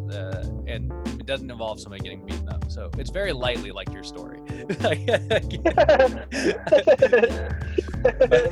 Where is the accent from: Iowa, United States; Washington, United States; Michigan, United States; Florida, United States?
Washington, United States; Wenatchee; we're from Wenatchee, Washington.